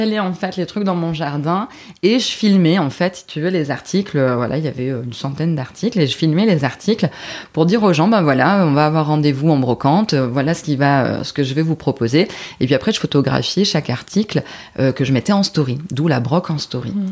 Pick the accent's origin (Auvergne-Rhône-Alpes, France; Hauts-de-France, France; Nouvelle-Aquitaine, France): Hauts-de-France, France; Dunkirk; moved away as an adult; also born or lived in Lille; Je suis originaire de Dunkerque à la base